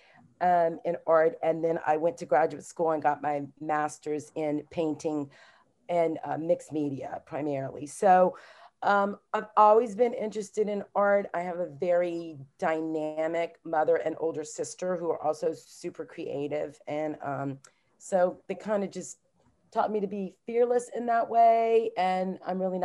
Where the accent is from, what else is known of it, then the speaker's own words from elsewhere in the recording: Southwest Louisiana, United States; now in Maryland, United States; I was born and raised in Southwest Louisiana, like in the heart of Cajun country.